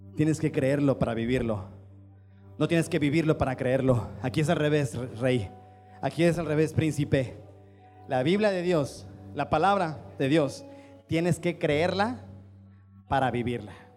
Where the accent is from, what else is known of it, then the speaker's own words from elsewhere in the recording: Chiapas, Mexico; nuestro Chiapas